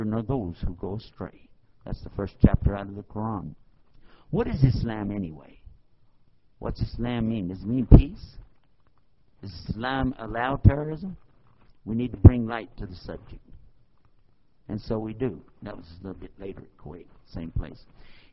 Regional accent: Texas, United States; I'm from Texas, and we just don't talk fast

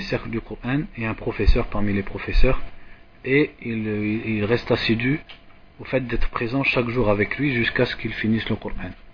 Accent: France; comme nous on est de France

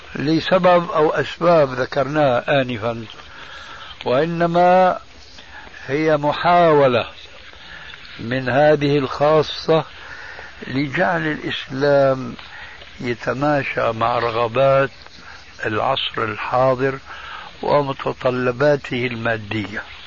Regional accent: Syria; عندنا في سوريا

